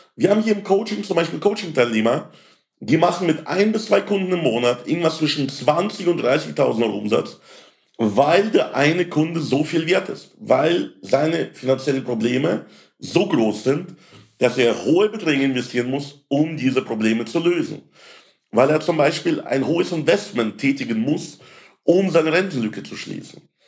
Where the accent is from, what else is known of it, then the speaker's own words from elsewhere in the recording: Landshut, Bavaria, Germany; in meiner Heimatstadt in Landshut